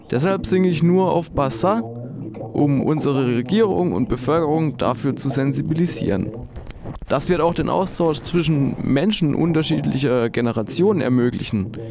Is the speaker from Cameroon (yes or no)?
yes; Cameroon; Ich bin in Kamerun geboren und aufgewachsen, aber ich bin auch viel euh, gereist und habe dadurch einen Außenblick auf die Ereignisse.